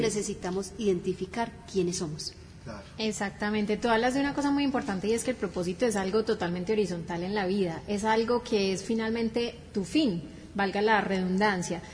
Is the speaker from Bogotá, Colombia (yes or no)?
no; Cali, Valle del Cauca, Colombia; moved away; also born or lived in Bogotá; Nacida en Bogotá, criada en la ciudad del Cali, y llevo más de 30 años aquí